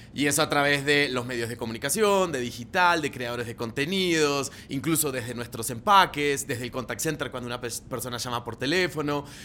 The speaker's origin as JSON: {"language": "Spanish", "country": "Argentina", "moved": "as an adult", "lives_now": "Colombia", "said": "soy argentino, vivo hace nueve años en Colombia"}